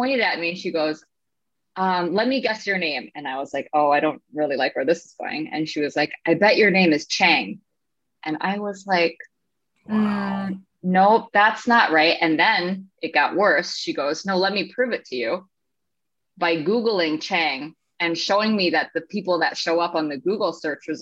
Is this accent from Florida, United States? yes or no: no; Minnesota, United States; moved away as an adult; now in San Diego, United States; I'm from Minnesota. Like, I just moved here.